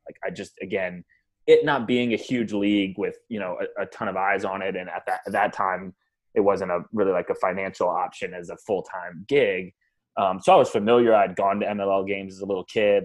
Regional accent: Atlanta, Georgia, United States; growing up in Atlanta

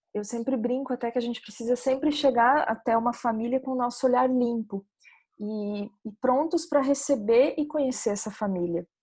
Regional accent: Santa Catarina, Brazil; also born or lived in Mato Grosso; now in Recife, Brazil; Eu sou catarinense, morei em Mato Grosso, agora estou morando em Recife.

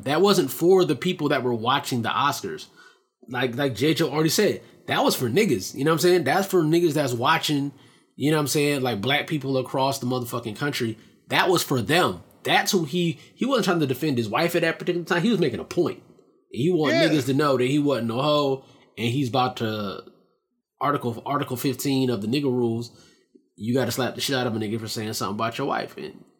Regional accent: Nashville, Tennessee, United States; I don't know the cardinal directions in Tennessee and how that means anything. I'm from West Nashville or whatever it is.

